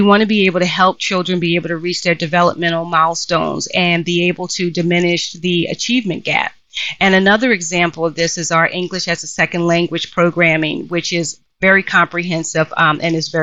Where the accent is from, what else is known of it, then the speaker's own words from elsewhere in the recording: Philadelphia, Pennsylvania, United States; I grew up in Philadelphia in a section of Philly called West Oak Lane